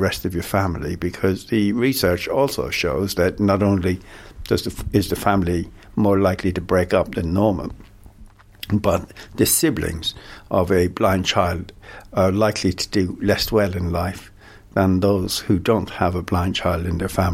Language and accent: English; Ireland; now in London, United Kingdom; me being an Irishman